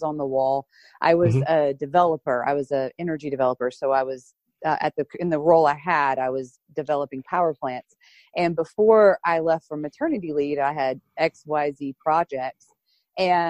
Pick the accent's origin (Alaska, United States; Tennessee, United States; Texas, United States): Tennessee, United States; Chattanooga; also born or lived in Florida / suburbs of Philadelphia; My family moved us up from Florida to Tennessee when I was young, and I grew up here in Chattanooga, Tennessee